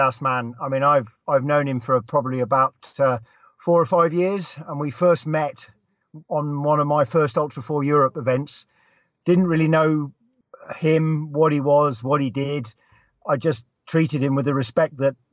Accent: England, United Kingdom; moved away as an adult; now in Lampeter, United Kingdom; I'm from the United Kingdom and I grew up in England. So technically I'm English

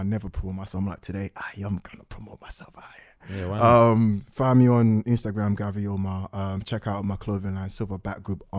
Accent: Harlem, New York, United States; I'm from Harlem. Lennox Ave. Gang.

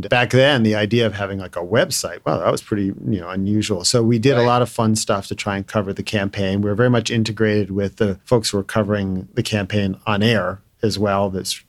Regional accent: Brookline, Massachusetts, United States; moved away as an adult; also born or lived in New York / Cape Cod; I'm from Brookline, Massachusetts

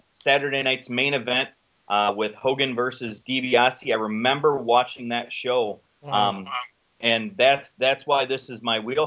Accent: Illinois, United States; I'm from Illinois

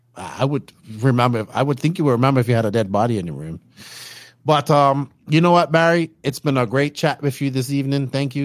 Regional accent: Bermuda; I'm actually not from a third world country. I'm from Bermuda

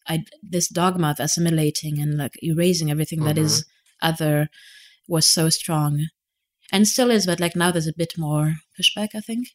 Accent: Netherlands; born there; Yeah, and like, I was born in the Netherlands, which is super random, but that's because my father couldn't find jobs in France

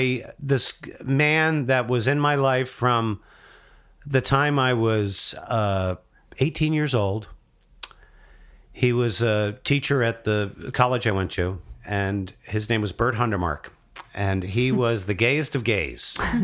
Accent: United States; Right outside of New

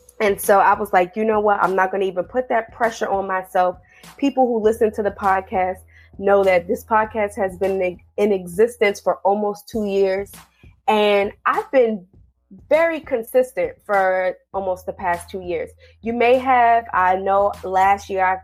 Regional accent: New Jersey, United States; now in Washington, D.C., United States; I'm originally from New Jersey, so I grew up like 20 to 30 minutes outside of Manhattan

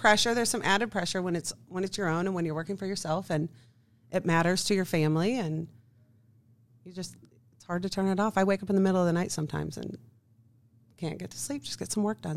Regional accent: Kansas City, Missouri, United States; I am from Kansas City, right here. Uh, went to Oak Park High School.

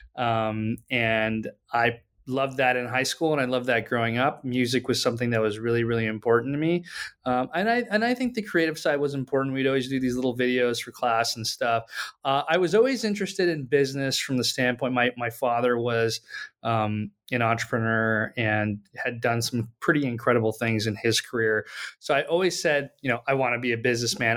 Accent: Pakistan; moved away as an adult; now in United States; I grew up in Pakistan and I came to the U S for college

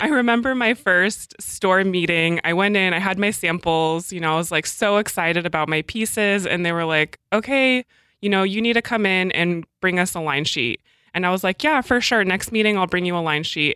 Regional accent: Alaska, United States; also born or lived in Portland / France; now in Seattle, United States; I grew up in Alaska, and I didn't really want to move back there, so I moved to Portland

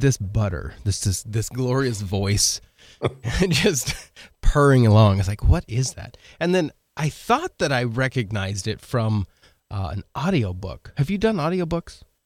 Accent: Oregon, United States; moved away as an adult; now in Midwest, United States; I grew up in Oregon, so I'm from the, the West Coast

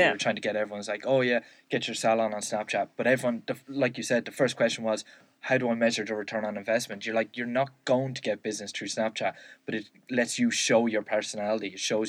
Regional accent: Ireland; because we're in Ireland here, I'm Irish.

